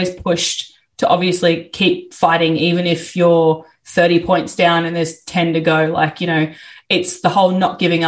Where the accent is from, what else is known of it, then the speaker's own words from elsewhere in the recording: Queensland, Australia; I've got all of my mates in New South Wales, so it's hard being a Queenslander